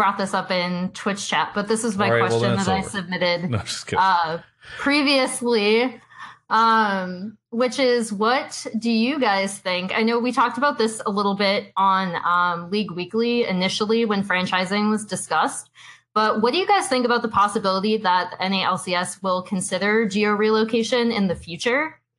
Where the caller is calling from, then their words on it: Los Angeles, California, United States; I'm calling from Los Angeles, California.